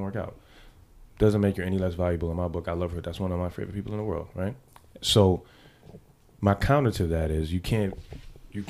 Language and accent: English; New York City, New York, United States; I'm from the Bronx. Come on, I'm from the Bronx